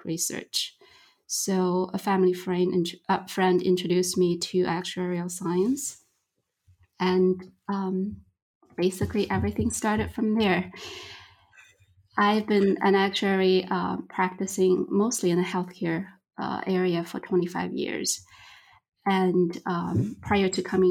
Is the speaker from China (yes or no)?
yes; China; now in Michigan, United States; I'm originally from China